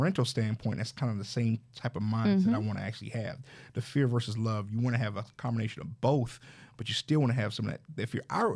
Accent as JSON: {"language": "English", "region": "the South", "country": "United States", "tie": "born or raised there", "said": "I grew up in the South"}